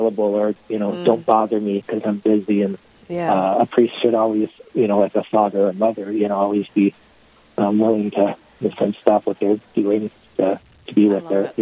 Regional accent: Duluth, Minnesota, United States; I grew up in Duluth, went to Holy Rosary School

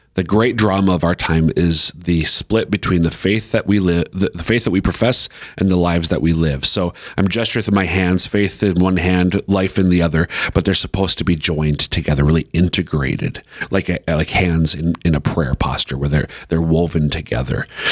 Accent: Central Minnesota, United States; now in Sioux Falls, United States; I'm from Central Minnesota

